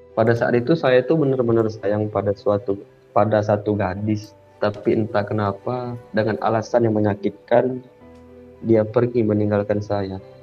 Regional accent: Palembang, South Sumatra, Indonesia; also born or lived in Medan; saya itu dari Palembang ke Medan

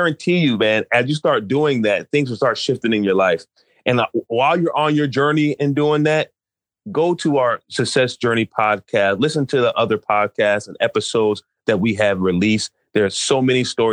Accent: New York, United States; now in Maryland, United States; I grew up in New York

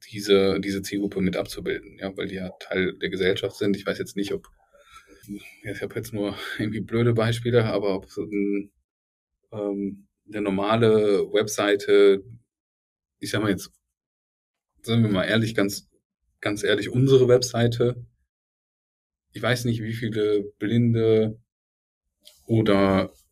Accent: Bonn, North Rhine-Westphalia, Germany; Ja, ich bin Bonner.

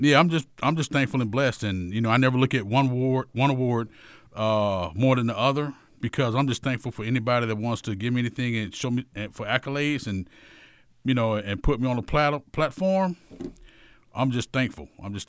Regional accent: Atlanta, Georgia, United States; I'm native Southwest Atlanta.

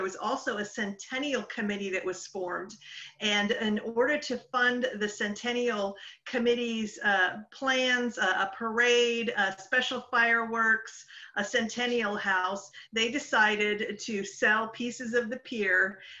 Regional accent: Kansas, United States; moved away as an adult; now in Oceanside, United States; We arrived in Oceanside in 1983. I came originally from Kansas. And I was very unsure of living in California, especially Oceanside, but I actually just grew to love it.

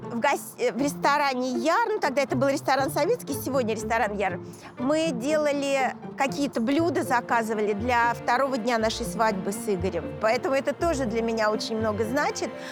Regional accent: Moscow, Russia; Я коренная москвичка

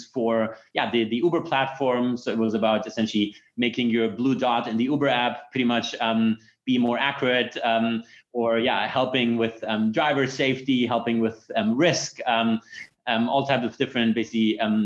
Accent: Munich, Bavaria, Germany; moved away as an adult; also born or lived in Stanford, United States; I'm originally from Munich. Went there to high school.

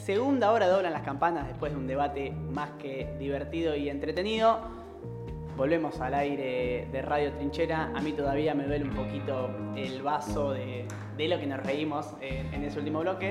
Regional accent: La Plata, Buenos Aires Province, Argentina; somos muy bonaerenses

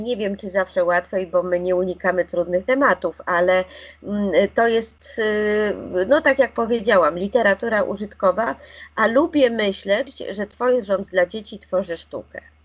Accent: Warsaw, Masovian Voivodeship, Poland; Ja jestem warszawianką i mam wyższe wykształcenie

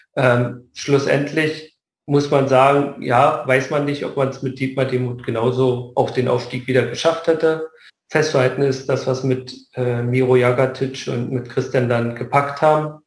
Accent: Luckenwalde, Brandenburg, Germany; born or raised there; moved away

